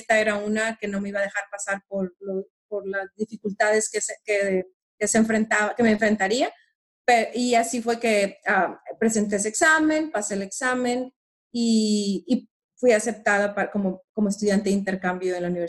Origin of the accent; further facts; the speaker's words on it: Monterrey, Nuevo León, Mexico; moved away as an adult; now in San Antonio, United States; yo soy mexicana. Nací en Monterrey, Nuevo León, en México viví casi 25 años de mi vida en, esa bella ciudad, que es la tercera ciudad más grande de México, en el norte del país.